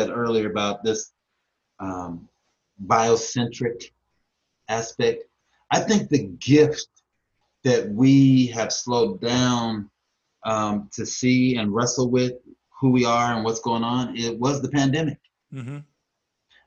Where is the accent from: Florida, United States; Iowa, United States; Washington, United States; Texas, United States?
Washington, United States; Tacoma; also born or lived in Louisiana; now in Atlanta, United States; living in Atlanta is so different than growing up in Tacoma.